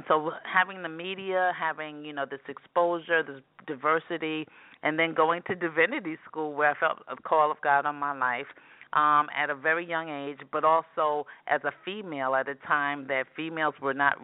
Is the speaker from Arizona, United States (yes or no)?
no; New York City, New York, United States; I grew up in New York City. I'm a native New Yorker.